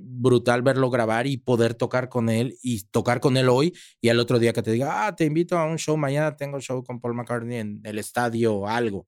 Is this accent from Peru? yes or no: no; Mexico; also born or lived in Monterrey / Mexico City; Yo soy latino, yo soy mexicano